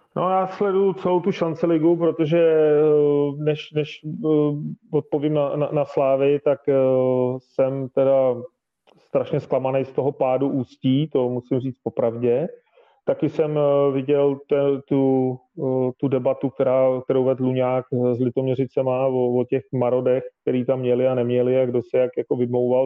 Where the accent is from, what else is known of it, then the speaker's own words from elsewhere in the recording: Prague, Czechia; jsem Pražák